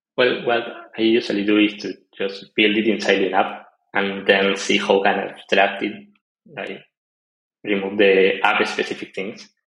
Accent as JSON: {"language": "English", "country": "Argentina", "also_born_or_lived": "Colombia", "moved": "as an adult", "lives_now": "Peru", "said": "I'm from Argentina. Uh, I live in Peru."}